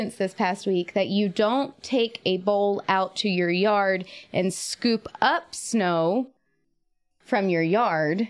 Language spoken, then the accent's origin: English; Eastern North Carolina, United States; I grew up in Eastern North Carolina.